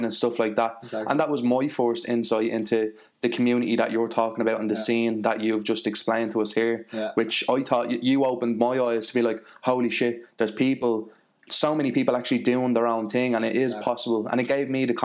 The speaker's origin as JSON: {"language": "English", "country": "Ireland", "said": "I'm from Talliff."}